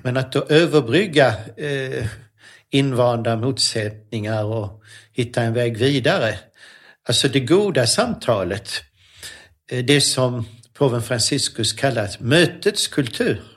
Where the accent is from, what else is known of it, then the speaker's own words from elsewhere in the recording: Lund, Skåne, Sweden; moved away as an adult; also born or lived in Sorengo, Switzerland; Så att jag är uppvuxen i Lund men född i Schweiz